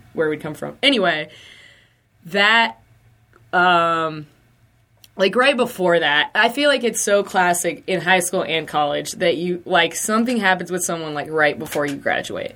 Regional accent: Lancaster, South Carolina, United States; I'm from Lancaster, South Carolina, like right across the border.

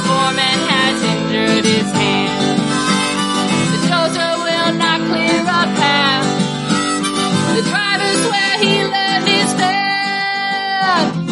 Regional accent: Minnesota, United States; I'm from Minnesota

